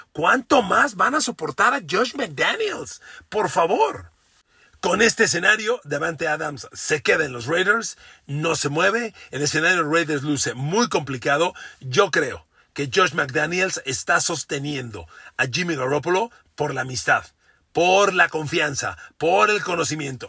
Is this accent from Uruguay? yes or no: no; Mexico